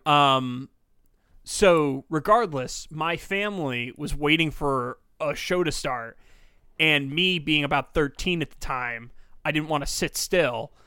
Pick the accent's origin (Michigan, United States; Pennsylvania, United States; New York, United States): New York, United States; I'm from, I'm born and raised this area.